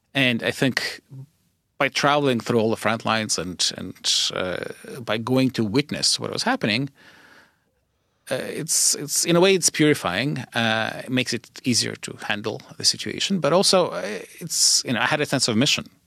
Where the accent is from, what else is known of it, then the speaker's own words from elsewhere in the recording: Kyiv, Ukraine; moved away; I grew up in Kyiv